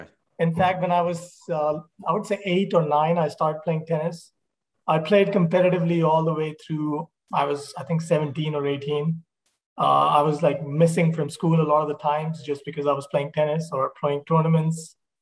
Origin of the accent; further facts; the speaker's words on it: Chandigarh, India; moved away as an adult; also born or lived in Montreal, Canada / Nashville, United States; now in Chicago, United States; Chandigarh, where I grew up, is actually a very modern city. It's one of the most modern cities in India. It has a great cultural diversity. It has a big Western influence, or in this case, US influence.